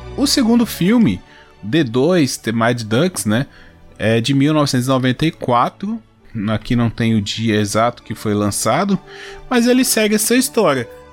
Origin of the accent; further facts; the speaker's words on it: Brazil; eu que sou brasileiro